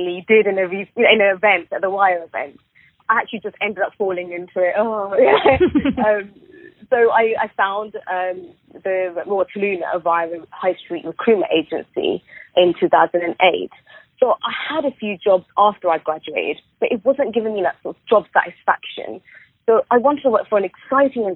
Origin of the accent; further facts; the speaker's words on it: Southall, London, United Kingdom; I grew up going to below average schools in a predominantly poor Indian area, which is Southall.